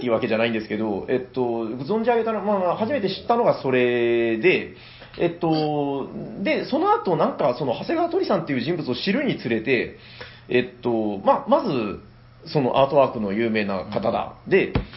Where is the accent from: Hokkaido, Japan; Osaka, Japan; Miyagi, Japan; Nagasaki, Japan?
Nagasaki, Japan; 自分長崎人なんで